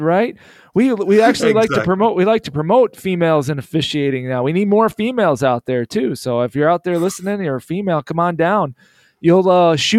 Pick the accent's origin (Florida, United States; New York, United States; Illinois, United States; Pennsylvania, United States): Illinois, United States; I'm from Illinois